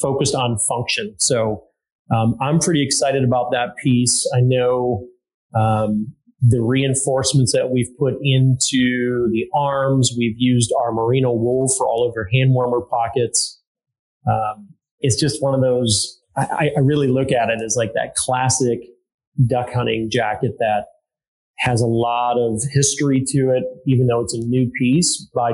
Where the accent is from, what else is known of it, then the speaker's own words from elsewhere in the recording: Illinois, United States; also born or lived in Wisconsin / Minnesota; now in Seattle area, United States; born and raised in Illinois